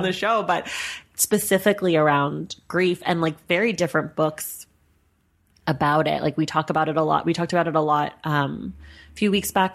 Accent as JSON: {"language": "English", "town": "Oakland", "region": "California", "country": "United States", "also_born_or_lived": "New York", "moved": "yes", "lives_now": "Los Angeles, United States", "said": "I'm from Oakland and I'm here in L"}